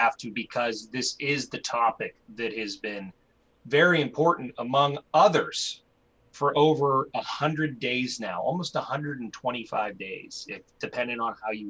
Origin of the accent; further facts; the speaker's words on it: Pittsburgh, Pennsylvania, United States; I'm from Pittsburgh and I'm a kid of Pittsburgh